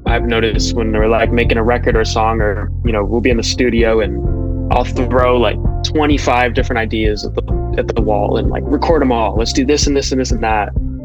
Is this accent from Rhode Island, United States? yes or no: yes; Newport, Rhode Island, United States; I'm from Newport, Rhode Island. Shout out Newport. I come from a musical family as well